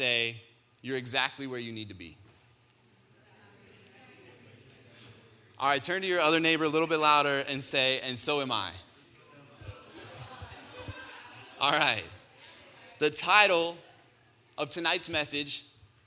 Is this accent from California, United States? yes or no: no; Colorado, United States; I grew up here in Colorado